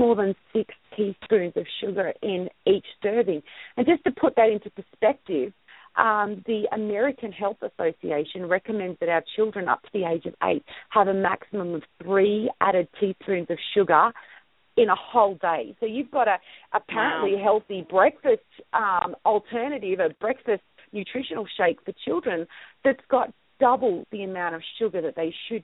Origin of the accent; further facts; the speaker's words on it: Sydney, New South Wales, Australia; moved away as an adult; now in Utah, United States; I grew up, I was born and raised in Sydney, Australia